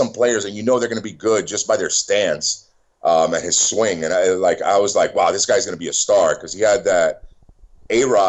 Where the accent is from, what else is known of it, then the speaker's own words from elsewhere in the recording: New York City, New York, United States; I was born in New York City.